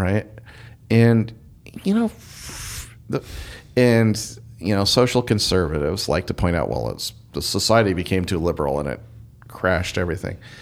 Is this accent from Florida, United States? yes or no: no; Eastern Oregon, United States; I grew up in Eastern Oregon where there's a lot more sun than there is over here